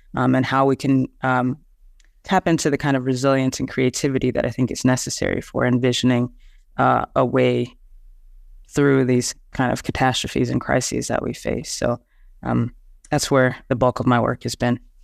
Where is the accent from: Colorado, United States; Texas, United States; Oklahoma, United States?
Texas, United States; I'm from the Southern United States and from uh, a, a town in Texas